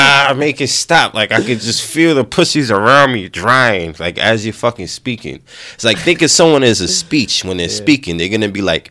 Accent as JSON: {"language": "English", "country": "United States", "tie": "born or raised there", "said": "we grew up in America, we grew up with the Western shit"}